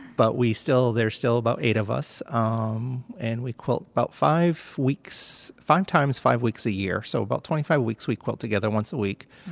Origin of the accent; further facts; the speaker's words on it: Plymouth, New Hampshire, United States; moved away as an adult; now in Maine, United States; I'm actually from Plymouth, New Hampshire